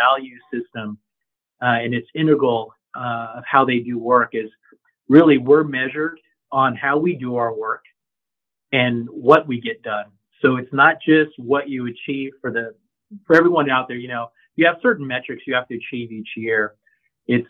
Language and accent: English; San Bernardino, California, United States; I'm a local boy. I'm from San Bernardino. So I grew up in the area